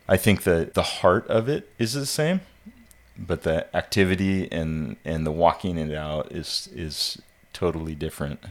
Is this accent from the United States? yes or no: yes; Ellensburg, Washington, United States; moved away as an adult; also born or lived in California / Haiti; now in Pensacola, United States; I'm originally from the Pacific Northwest. I was uh, born and raised up there in Ellensburg, Washington, and then moved down to California for college